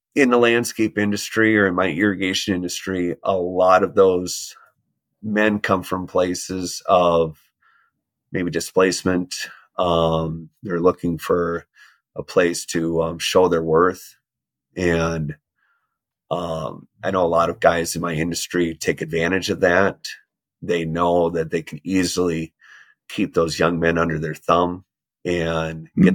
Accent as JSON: {"language": "English", "region": "Minnesota", "country": "United States", "tie": "born or raised there", "said": "growing up in Minnesota, the word no doesn't exist"}